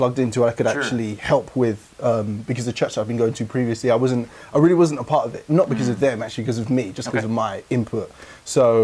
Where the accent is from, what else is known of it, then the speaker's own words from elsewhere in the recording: London, United Kingdom; I was born in 1991 in South London.